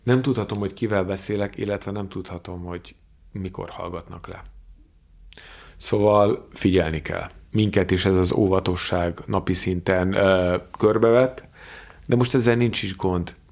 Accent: Hungary; honnan származom, mondom Magyarországról, nem Teheránból

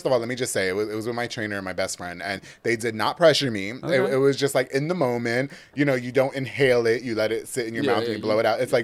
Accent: Central Islip, New York, United States; now in Waco, United States; I grew up in Long Island

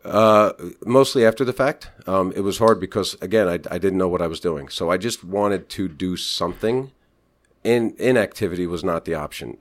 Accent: Wall Township, New Jersey, United States; also born or lived in Hampton, Virginia / Seaside, New Jersey; I moved about seven miles north to my hometown of Wall Township

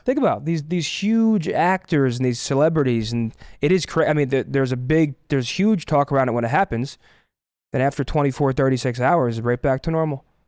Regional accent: New Jersey, United States; moved away; also born or lived in Toronto / Boston; I'm from New Jersey

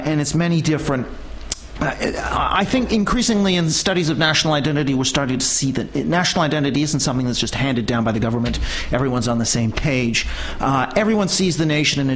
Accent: Canada; Even though I'm Canadian

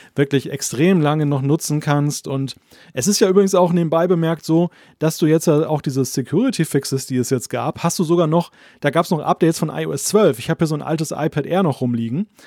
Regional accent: Germany; als Deutscher

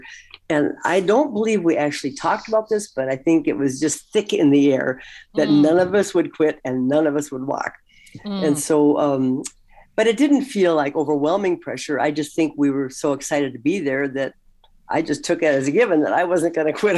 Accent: St. Cloud, Minnesota, United States; also born or lived in Washington, D.C. area; my hometown where we were living at the time, St. Cloud, Minnesota

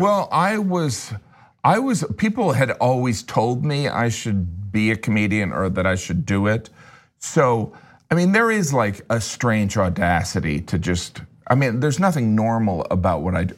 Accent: Chesterton, Indiana, United States; I grew up in Indiana in a relatively small town

